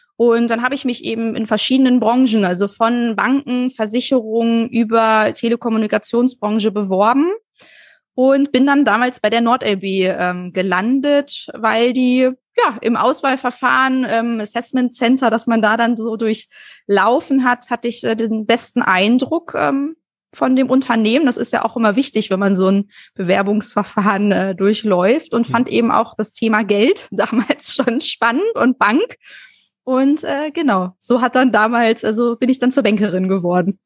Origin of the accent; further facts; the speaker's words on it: Kirchhorst, Lower Saxony, Germany; Äh, bei Hannover, äh, Kirchhorst äh, heißt das Dorf, ist so ähm, 25 Minuten mit dem Auto aus Hannover raus.